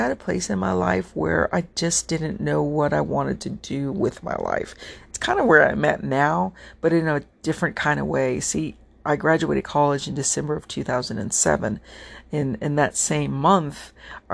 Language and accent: English; United States; I'm American doesn't mean my family didn't come from a foreign country